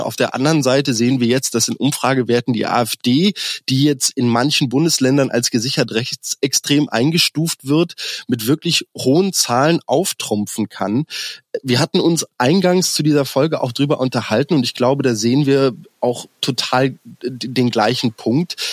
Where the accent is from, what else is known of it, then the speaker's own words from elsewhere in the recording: Berlin, Germany; als Berliner